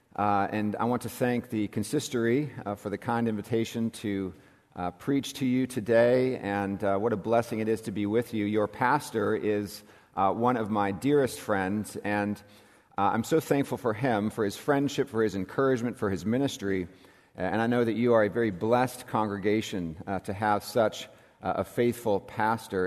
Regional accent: California, United States; moved away as an adult; also born or lived in South Carolina; in what is my home state. I am a native Californian

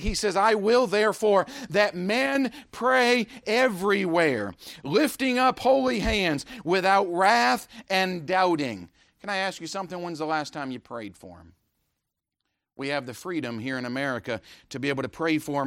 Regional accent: United States; I'm an American

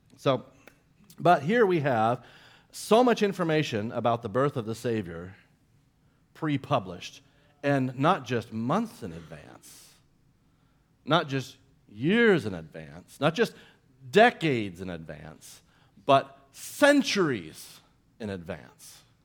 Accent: Central Florida, United States; growing up in Central Florida

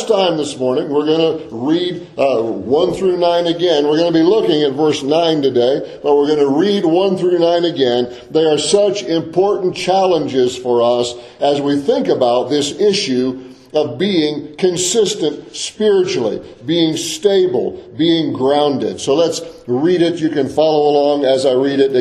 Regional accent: Deep South, Florida, United States; I grew up in the Deep South, in a rural agricultural area of the Deep South. My parents had migrated to the Deep South when I was a little kid

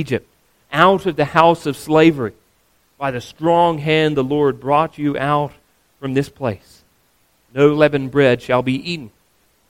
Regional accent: Australia; As an Australian

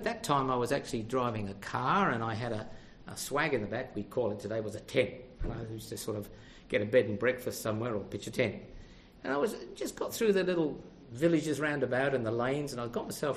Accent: Australia; I'm from Australia. I'm travelling by.

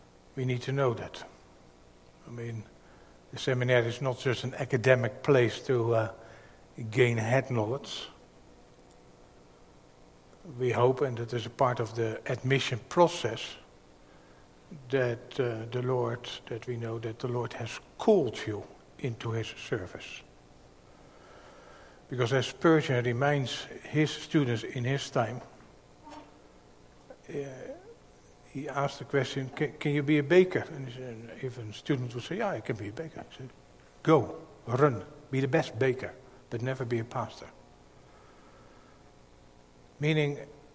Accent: Netherlands; accent: Dutch; my Dutch accent

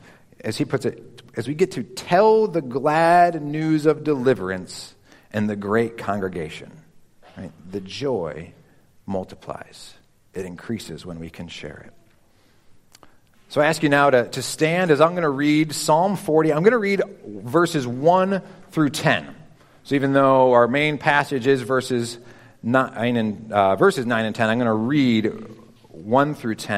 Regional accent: Chicago, Illinois, United States; moved away; I grew up in Chicagoland

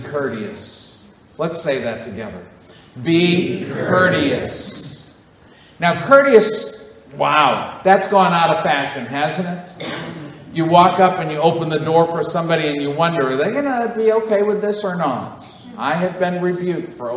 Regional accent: Northeast, United States; I grew up in the Northeast, I'm a Yankee to the bone

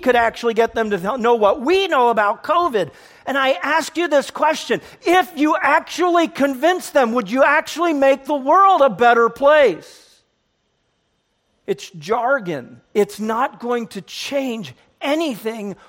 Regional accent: United States; I'm an American

